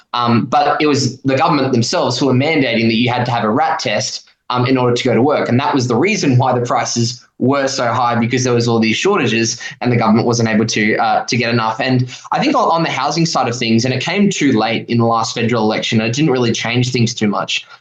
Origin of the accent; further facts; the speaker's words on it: Gold Coast, Queensland, Australia; where I grew up on the Gold Coast